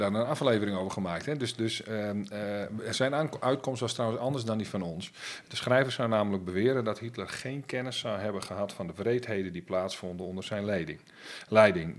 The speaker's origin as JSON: {"language": "Dutch", "region": "Friesland", "country": "Netherlands", "said": "als Fries en, en, en Nederlander"}